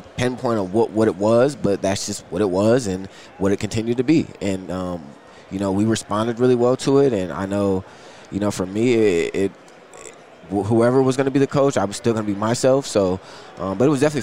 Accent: Akron, Ohio, United States; also born or lived in Cuyahoga Falls; I went to CVCA, so I'm actually from Akron.

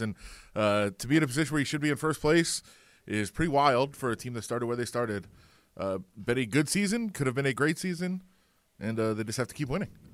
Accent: Ann Arbor, Michigan, United States; I'm, I'm from Ann Arbor. I'm a Michigan fan.

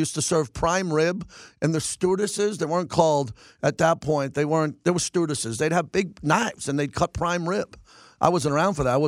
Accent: Long Island, New York, United States; moved away as an adult; now in Las Vegas, United States; I grew up in Long Island, New York

